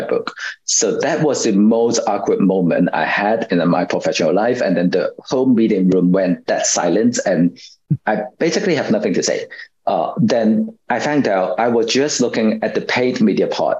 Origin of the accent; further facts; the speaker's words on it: Hong Kong; I was born and raised in Hong Kong